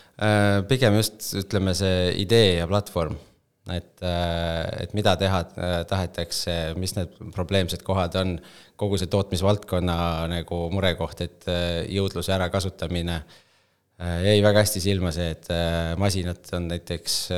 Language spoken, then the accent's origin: Estonian; Tallinn, Harju County, Estonia; kust ma tulen, Tallinna poiss Äh, koolis käinud Tallinnas Õismäel